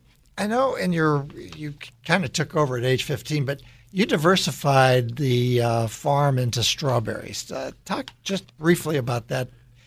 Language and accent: English; Midwest, United States; growing up in the Midwest